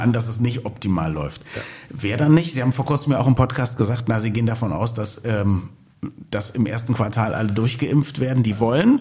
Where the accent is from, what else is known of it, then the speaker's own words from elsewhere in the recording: Berlin, Germany; als Berliner.